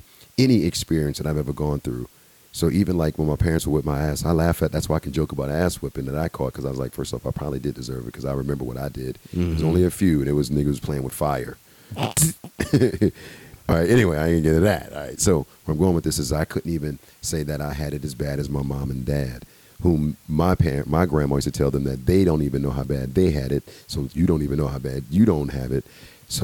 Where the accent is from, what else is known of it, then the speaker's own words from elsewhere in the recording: United States; That's why I'm American. That's what I love about this place.